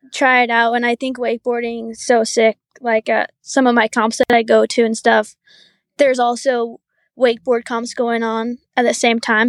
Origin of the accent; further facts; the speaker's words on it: Huntsville, Utah, United States; I grew up, like, I wanna say an hour north Salt Lake, up in this little valley called Huntsville.